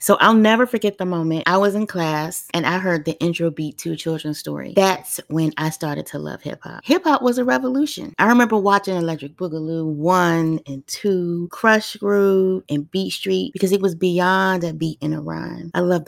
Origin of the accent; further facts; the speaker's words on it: Washington, District of Columbia, United States; I grew up in Washington, D.C. during the 80s, when D.C. was truly Chocolate City. And to us natives back then, it was called Dodge City